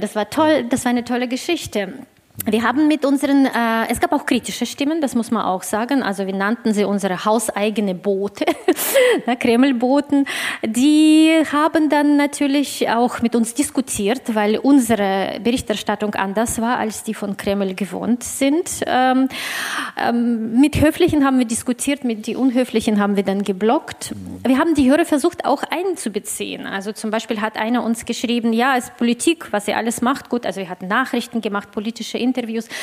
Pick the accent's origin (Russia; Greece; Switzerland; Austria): Russia; für mich als äh, Russin und äh, Inhaberin des deutschen Passes äh, und des russischen Passes